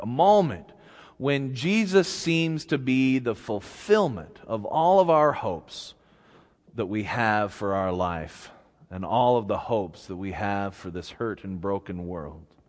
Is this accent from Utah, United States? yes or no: yes; Clearfield, Utah, United States; I grew up here in Utah, and, uh, uh, n, in Clearfield, near Hill Air Force Base